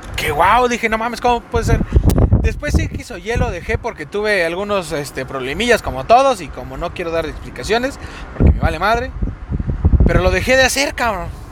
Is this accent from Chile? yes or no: no; Mexico City, Mexico; accent: cantadito; hablamos así cantadito porque somos de la Ciudad de México